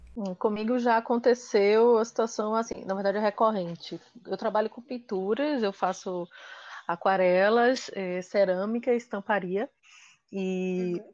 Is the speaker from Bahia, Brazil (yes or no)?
yes; Salvador, Bahia, Brazil; now in Recife, Brazil; eu moro em Recife, eu sou de Salvador, mas moro em Recife